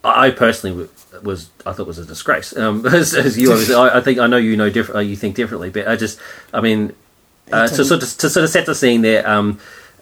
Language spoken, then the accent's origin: English; Australia; being an Australian